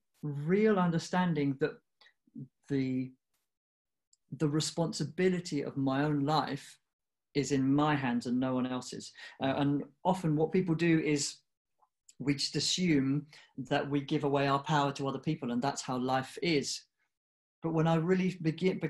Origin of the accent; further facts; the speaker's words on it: United Kingdom; I grew up in the UK, and I was born there.